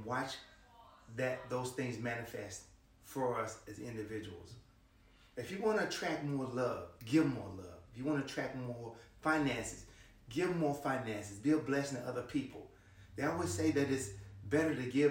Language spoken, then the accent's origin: English; Memphis, Tennessee, United States; I'm from Memphis, Tennessee